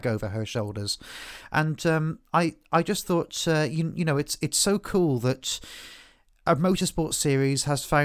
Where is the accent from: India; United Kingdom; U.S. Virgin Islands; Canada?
United Kingdom; England; moved away; being an Englishman who doesn't live in England